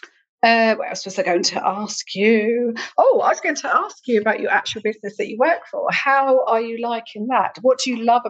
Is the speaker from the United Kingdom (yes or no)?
yes; United Kingdom; We always moan as the British public